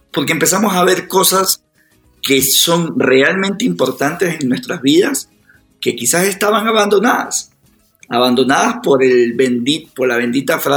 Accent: Guayaquil, Guayas, Ecuador; now in Quito, Ecuador; estoy en Quito, yo soy de Guayaquil, mi, familia, es. mi familia cercana está en Guayaquil

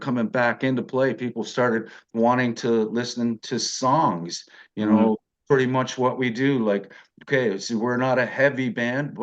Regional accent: Niagara Falls, Ontario, Canada; I was born and raised in Niagara Falls.

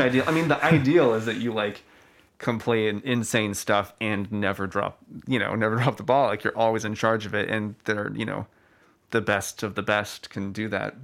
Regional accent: Austin, Texas, United States; I'm from Austin

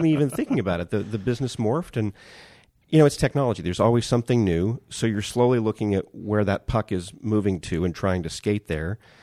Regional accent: Bakersfield, California, United States; moved away as an adult; also born or lived in New York; back to Bakersfield

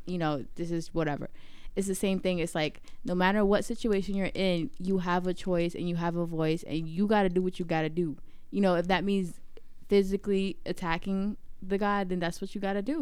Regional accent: Virginia, United States; moved away; also born or lived in New York; I grew up in Virginia

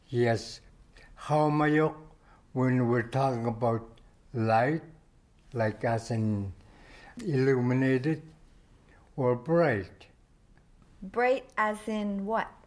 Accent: Inukjuak, Quebec, Canada; Just so that you know, we're from Inukjuak, Nunavik, so it will be language best used around us.

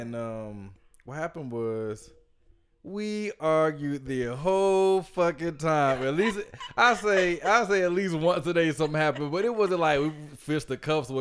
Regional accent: Georgia, United States; we're all from Georgia

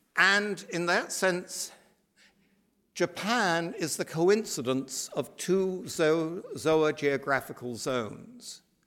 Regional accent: United Kingdom; also born or lived in Ireland; as you can probably tell from my accent, I come from that other island archipelago

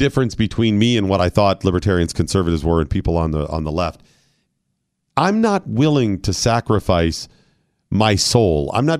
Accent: Ohio, United States; born there; because I was born in Ohio.

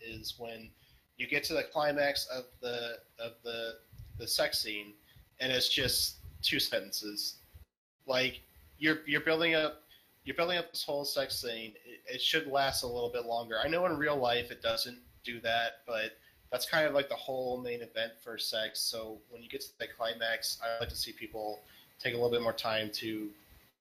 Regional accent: Omaha, Nebraska, United States; I was born in Omaha, Nebraska

